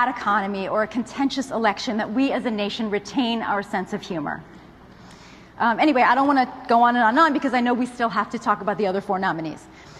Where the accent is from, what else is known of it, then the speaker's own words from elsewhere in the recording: Pennsylvania, United States; And I said, Pennsylvania, I'm from Pennsylvania, suburb of Philadelphia.